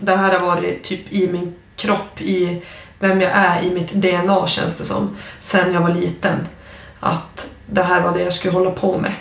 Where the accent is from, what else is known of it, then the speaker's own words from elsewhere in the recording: Storuman, Västerbotten County, Sweden; first language Ume Sami; Jag växte upp i Losby i Storuman